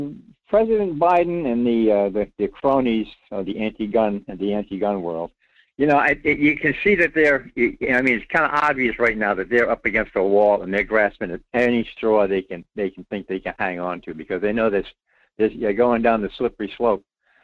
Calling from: Rhode Island, United States; Well, Mike … in Rhode Island.

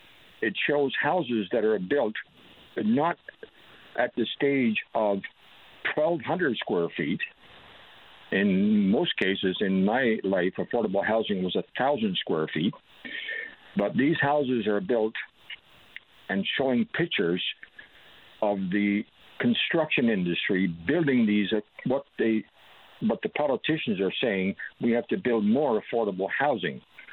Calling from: Corner Brook, Newfoundland and Labrador, Canada; I'm calling from Cornerbrook, Newfoundland.

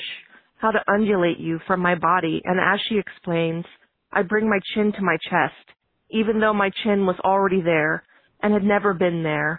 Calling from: San Francisco, California, United States; I'm calling from San Francisco, California

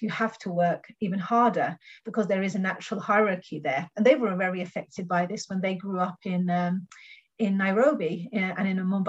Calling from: Norway; like I'm talking from Norway, and if you see the way Great Britain is covered in the Norwegian media

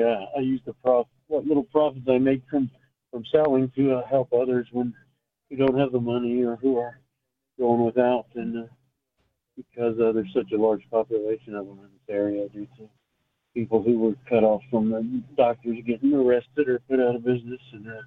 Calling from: Indiana, United States

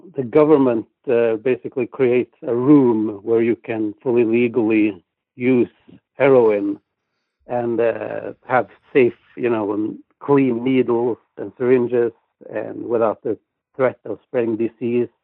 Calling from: Norway; I'm calling from Norway.

